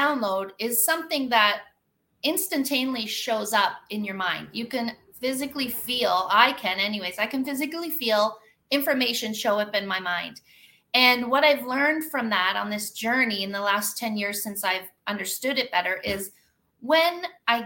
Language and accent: English; Kawartha Lakes, Ontario, Canada; now in Costa Rica; I'm an accountant from Kawartha Lakes, Ontario, living in the jungle of Costa Rica